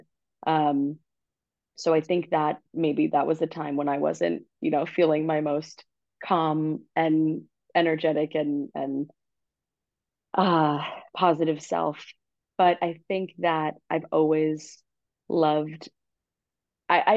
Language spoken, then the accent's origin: English; Long Island, New York, United States; now in New York City, United States; I'm from Long Island and it's the school that was nearest to my house